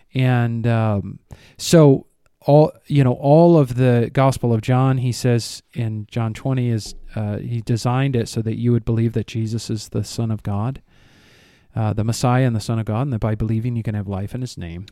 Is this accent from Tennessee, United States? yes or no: no; Rockford, Illinois, United States; moved away; my hometown